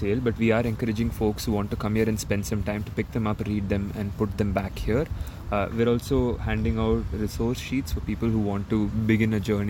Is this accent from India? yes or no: yes; India; moved away as an adult; now in Kingston, Canada; I'm a settler in Kingston. I'm an immigrant, actually. I come from India. I came to Queen's University to do my PhD in biology.